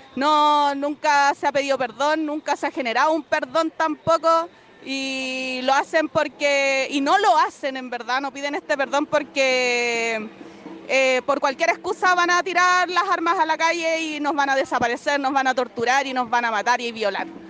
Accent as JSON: {"language": "Spanish", "region": "Antofagasta", "country": "Chile", "tie": "born or raised there", "also_born_or_lived": "Chuquicamata", "moved": "as an adult", "lives_now": "Aconcagua Valley, Chile", "said": "soy nacida y criada acá en el norte grande. Nací en Chuqui, eh, viví en Antofagasta harto tiempo, pero hace 11 años que me fui a vivir al Valle de Aconcagua, en la quinta región."}